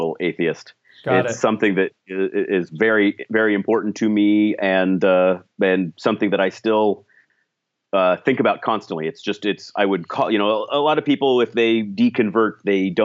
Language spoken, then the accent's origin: English; Colorado Springs, Colorado, United States; moved away; also born or lived in Oregon; how lucky I was to grow up in Colorado. It was an extraordinary state to have been raised in.